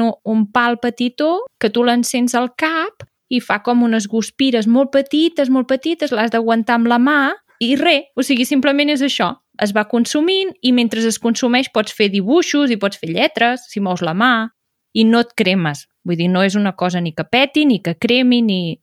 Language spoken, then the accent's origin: Catalan; Berguedà, Catalonia, Spain; jo sóc del Berguedà